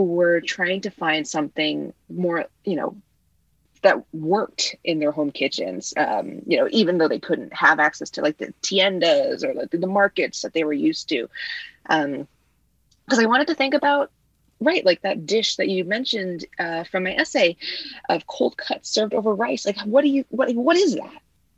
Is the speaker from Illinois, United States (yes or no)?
yes; Illinois, United States; first language Vietnamese; English is a second language; Vietnamese was my first language, and I was born in Illinois, but I was raised by my grandparents